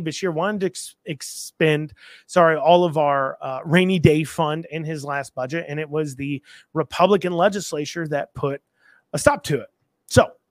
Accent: United States; I'm American

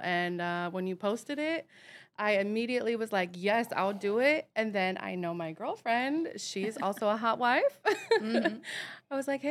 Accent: Michigan, United States; I grew up in Michigan

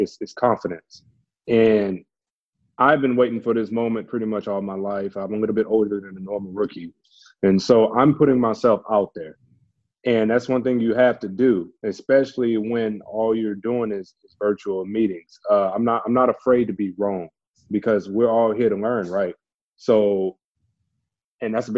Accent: Beaumont, Texas, United States; moved away as an adult; also born or lived in Calgary, Canada; my local university in my hometown of Beaumont, Texas

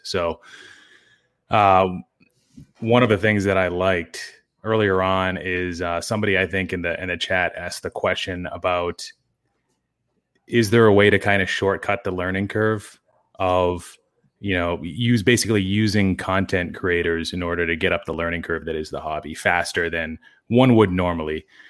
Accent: Wilmington, Massachusetts, United States; town that's, yeah, twenty, thirty minutes north of Boston called Wilmington

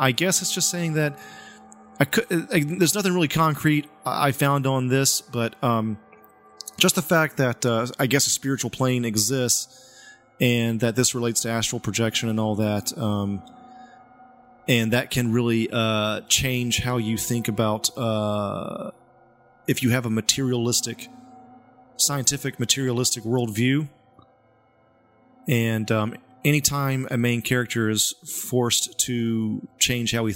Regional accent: the Bible Belt, United States; I'm from the Bible Belt

